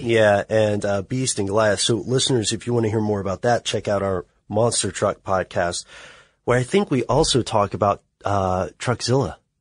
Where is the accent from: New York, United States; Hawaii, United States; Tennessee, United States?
Tennessee, United States; Nashville; I'm from Tennessee. I have a, a city boy reputation I'll never be able to get rid of because I committed the grievous sin of being born in Nashville